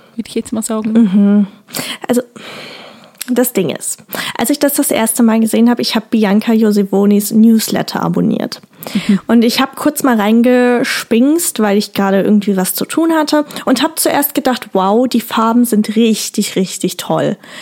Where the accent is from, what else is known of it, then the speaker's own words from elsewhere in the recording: Rhineland, Germany; bei uns im Rheinland